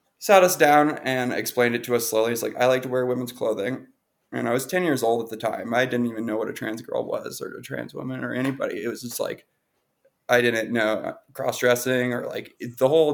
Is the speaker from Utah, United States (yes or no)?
no; Montana, United States; moved away as an adult; also born or lived in New York City; I grew up in Montana until I was 19. And then I moved to New York City for culinary school